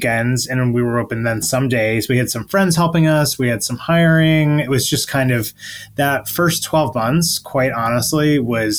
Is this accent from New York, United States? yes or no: yes; Buffalo, New York, United States; also born or lived in Alfred, New York / Ithaca, New York; I'm from upstate New York. I grew up in Buffalo.